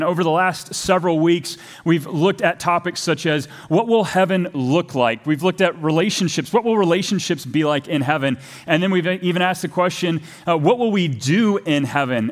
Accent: Texas, United States; moved away; I'm from Texas originally

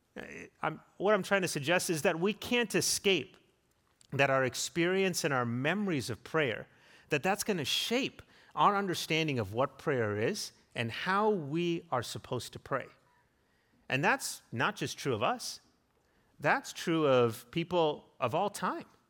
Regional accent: South Africa; now in United States; growing up in South Africa

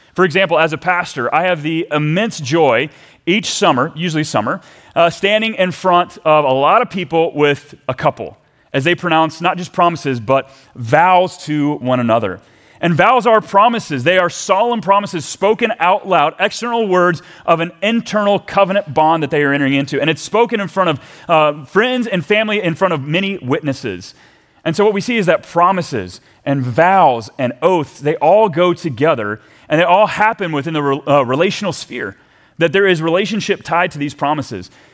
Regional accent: Texas, United States; now in Minnesota, United States; as a Texan

